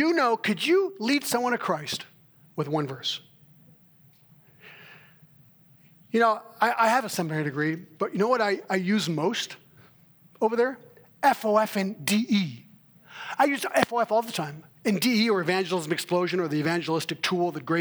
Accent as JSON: {"language": "English", "country": "Switzerland", "tie": "born or raised there", "moved": "yes", "said": "I was raised in Switzerland"}